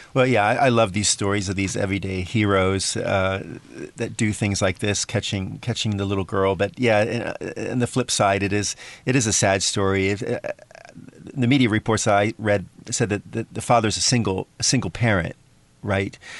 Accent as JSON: {"language": "English", "country": "United States", "moved": "yes", "lives_now": "Taiwan", "said": "my my home country, the United States"}